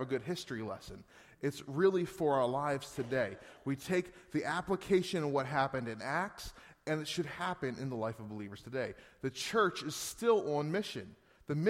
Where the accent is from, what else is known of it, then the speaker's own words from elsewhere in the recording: Gettysburg, Pennsylvania, United States; moved away as an adult; now in Northeast Pennsylvania, United States; We're still from Pennsylvania. We're from Gettysburg. We moved here in 2010